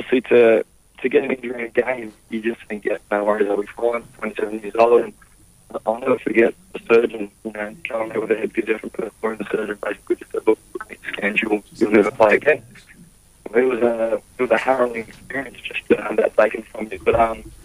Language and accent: English; Sydney, New South Wales, Australia; my hometown of Sydney